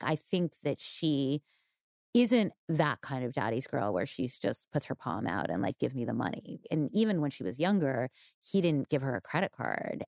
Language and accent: English; New York, United States; growing up in New York